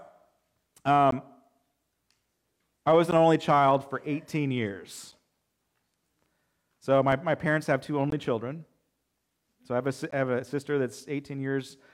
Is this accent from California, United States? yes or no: yes; Alta Loma, California, United States; growing up in Altaloma, not a whole lot